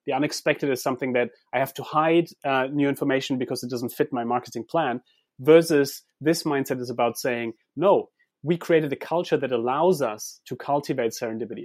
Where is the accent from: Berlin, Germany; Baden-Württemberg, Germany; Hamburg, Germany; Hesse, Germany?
Baden-Württemberg, Germany; Heidelberg; I grew up in Heidelberg